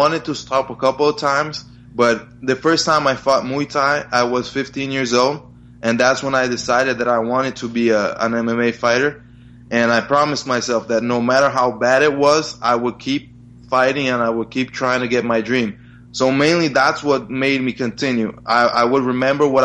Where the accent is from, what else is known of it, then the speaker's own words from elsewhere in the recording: Brazil; also born or lived in New Jersey, United States; So I was born in New Jersey. I lived there until I was 6 years old, and then my parents got divorced, so I went back with my mother to Brazil